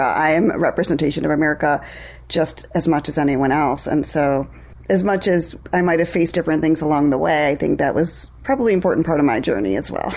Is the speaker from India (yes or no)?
yes; India; moved away; I'm from India